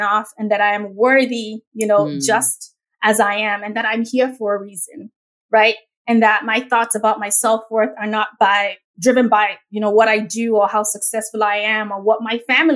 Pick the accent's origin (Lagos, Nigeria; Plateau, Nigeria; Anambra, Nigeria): Lagos, Nigeria; accent: Nigerian; now in United States; I grew up in the most populous Black nation on earth, which is Nigeria